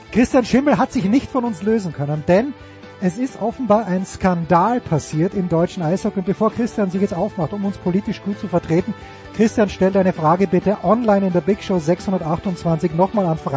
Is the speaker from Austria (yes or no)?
yes; Austria; Aber als Österreicher bin ich natürlich ein gebranntes Kind